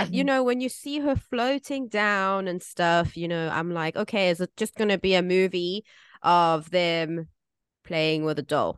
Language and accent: English; South Africa; now in Taiwan; I grew up in South Africa.